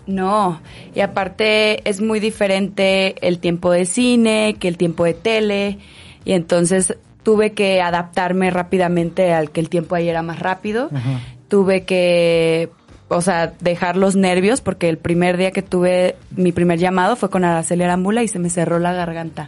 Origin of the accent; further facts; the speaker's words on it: Guadalajara, Jalisco, Mexico; now in Mexico City, Mexico; yo soy de Guadalajara. Y llevo 10 años en el DF